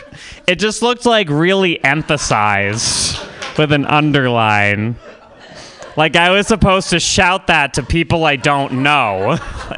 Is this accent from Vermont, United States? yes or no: yes; Vermont, United States; I'm from Vermont